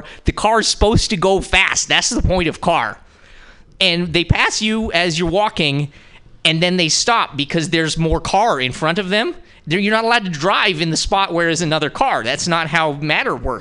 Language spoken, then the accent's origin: English; Montana, United States; now in San Francisco, United States; I'm from Montana